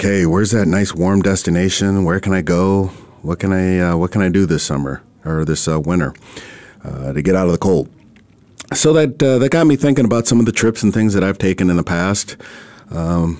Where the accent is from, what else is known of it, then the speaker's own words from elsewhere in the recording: Minnesota, United States; now in Arizona, United States; I'm originally from Minnesota